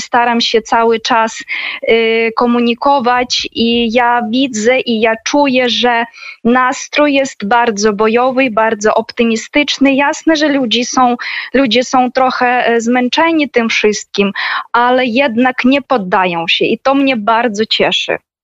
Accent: Sievierodonetsk, Luhansk Oblast, Ukraine; Polish is a second language; now in Kharkiv, Ukraine; ja też urodziłam się właśnie w tym miasteczku małym Siewierodonieck w obwodzie ługanskim

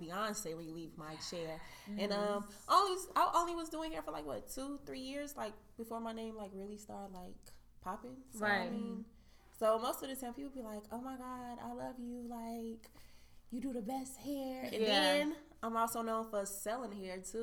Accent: Chicago, Illinois, United States; born or raised there; also born or lived in Sioux City, Iowa

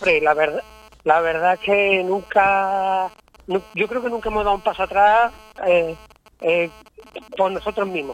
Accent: Hinojos, Andalusia, Spain; Somos de Hinojos. un pueblo muy vinculado a, los vacíos puesto que estamos muy cerquita, un pueblo marismeño

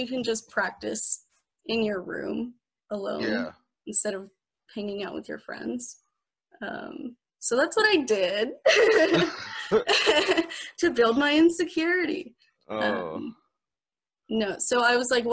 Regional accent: San Diego, California, United States; moved away as an adult; now in Davis, United States; I'm from San Diego, and I moved here for school. So I live in Davis currently

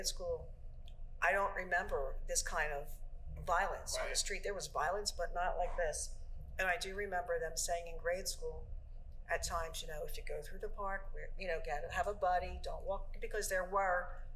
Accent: Philadelphia, Pennsylvania, United States; also born or lived in Germantown, Philadelphia; I'm from Feltonville

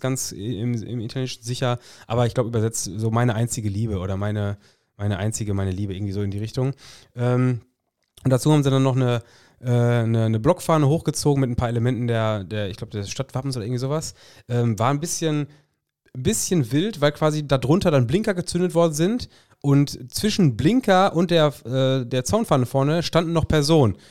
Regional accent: North Rhine-Westphalia, Germany; hier in Westfalen

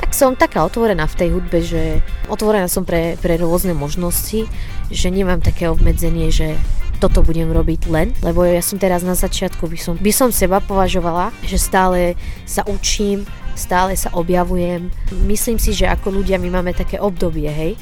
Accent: Syria; Slovak is a second language; also born or lived in Lebanon / Banská Bystrica, Slovakia; now in Slovakia; ja sa pochádzam zo Sýrie a prišla som na Slovensku za ocina lekára

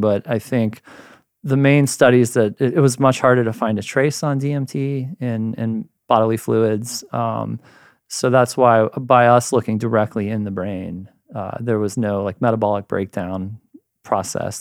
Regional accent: Ohio, United States; moved away as an adult; also born or lived in Michigan; now in San Diego, United States; I'm a dude from Ohio, and then, uh, did my undergrad in chemistry there

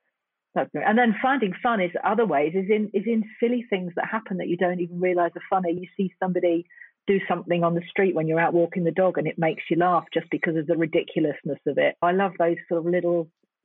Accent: London, United Kingdom; born or raised there; moved away

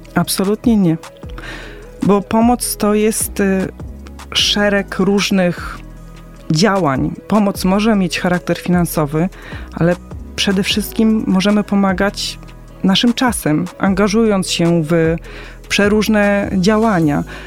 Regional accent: Poland; urodziłam się w Polsce

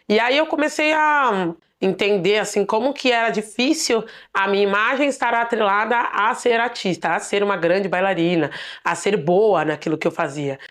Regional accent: Diadema, São Paulo, Brazil; Eu sou de Ademense, Nasci aqui na periferia de São Paulo

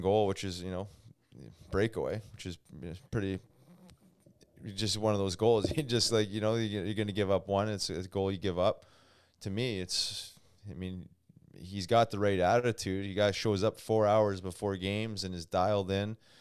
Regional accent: Canada; as a Canadian

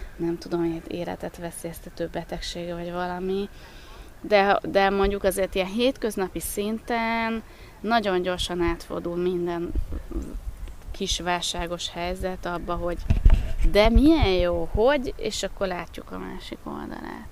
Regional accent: Baja, Bács-Kiskun, Hungary; moved away as an adult; also born or lived in Pécs; Baján születtem, és ott nőttem föl

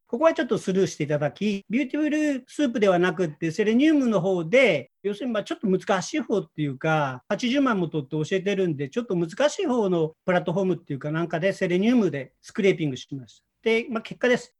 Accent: Osaka, Japan; 私、あの、1963年大阪出身で、今57歳なんですね。

